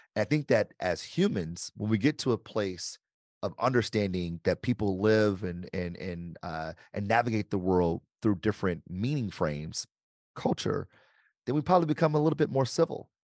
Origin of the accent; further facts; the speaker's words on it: Detroit, Michigan, United States; I grew up, born and raised in Detroit